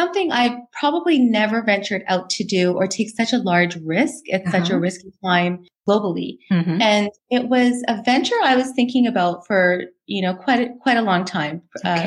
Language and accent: English; Alberta, Canada; Born and raised in Alberta. So I have spent my entire life here in this beautiful province